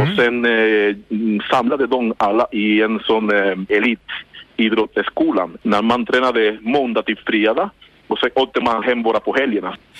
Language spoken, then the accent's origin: Swedish; Cuba; Swedish is a second language; now in Sweden; jag kommer från Kuba